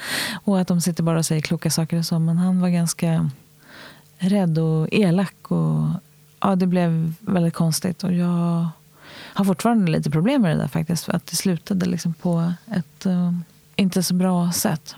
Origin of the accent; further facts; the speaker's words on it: Stockholm, Stockholm County, Sweden; Jag är född i Hjorthagen som ligger vid Ropsens tunnelbanestation här i Stockholm